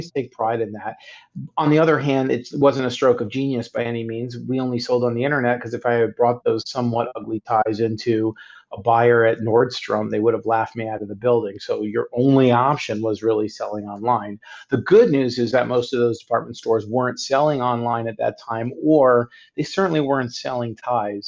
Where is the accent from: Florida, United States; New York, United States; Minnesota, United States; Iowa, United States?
Florida, United States; Miami Beach; moved away as an adult; also born or lived in Indiana / Chicago, Illinois; now in Florida, United States; I'm originally from Miami Beach, Florida